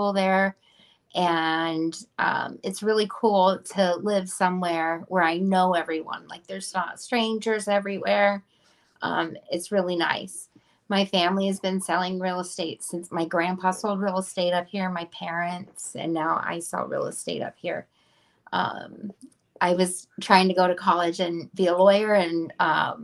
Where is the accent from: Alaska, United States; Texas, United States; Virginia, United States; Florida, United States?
Alaska, United States; Kodiak; also born or lived in Anchorage; I was born and raised in Kodiak